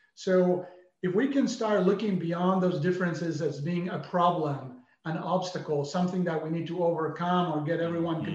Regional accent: Argentina; moved away as an adult; now in United States; growing up in Argentina

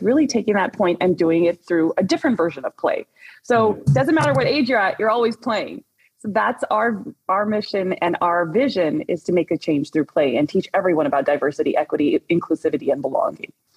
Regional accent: Orange County, Southern California, United States; I grew up in the Orange, in Orange County, but I'm also born and raised Southern Californian girl

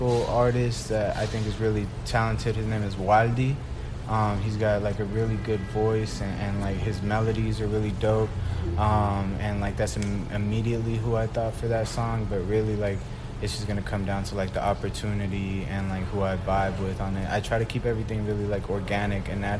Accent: Atlanta, Georgia, United States; first language Spanish; English is a second language; also born or lived in Mexico; I'm born Mexican, my family only speaks Spanish, so that's my first language. But then I grew up in Atlanta

